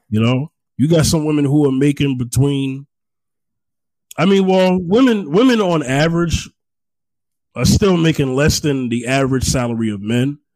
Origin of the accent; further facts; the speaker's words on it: New York, United States; now in Houston, United States; I'm from New York, but I'm not there anymore